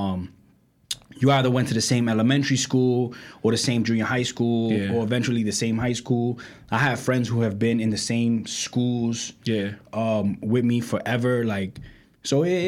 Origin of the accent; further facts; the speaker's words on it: New York City, New York, United States; I'm from Brooklyn, born and raised.